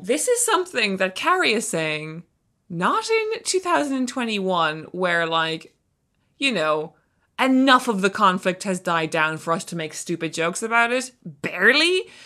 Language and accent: English; Ireland; we're both Irish authors